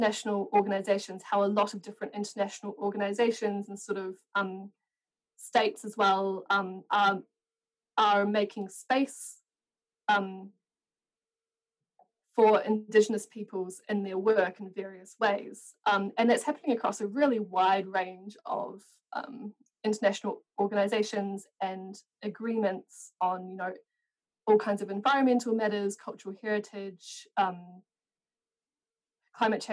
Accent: New Zealand; I'm from New Zealand

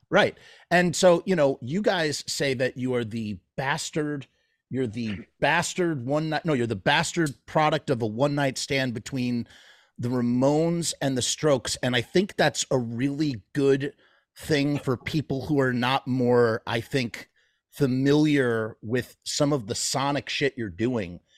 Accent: New York, United States; I'm from New York

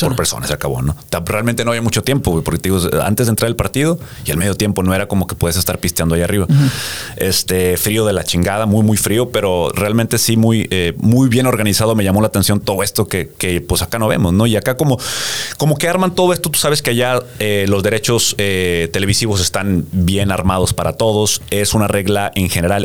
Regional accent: Mexico; also born or lived in United States; como mexicano de acá

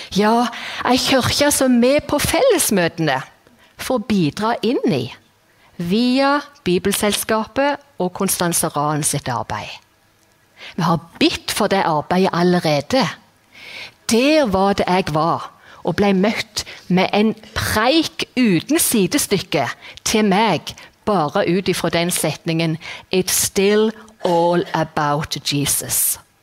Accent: Jæren, Rogaland, Norway; moved away as an adult; now in Kristiansand, Norway; jeg er jærbu, og Bryne er best

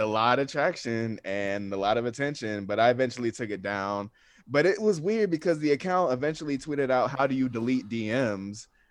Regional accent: Atlanta, Georgia, United States; I'm from North Atlanta

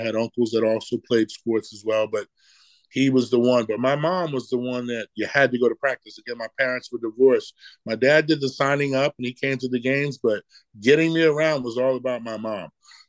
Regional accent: Savannah, Georgia, United States; And we're from Savannah, Georgia.

